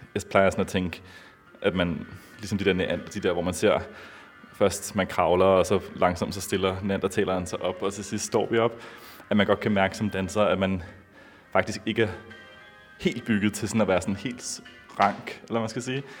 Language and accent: Danish; Copenhagen, Capital Region of Denmark, Denmark; moved away as an adult; also born or lived in San Francisco, United States; jeg er født og opvokset i Danmark, i København.